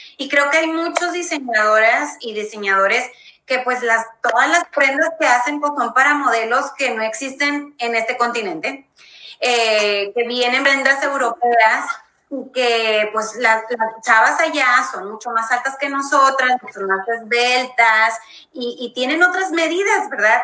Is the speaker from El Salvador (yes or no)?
no; Mexico; nosotros como mexicanos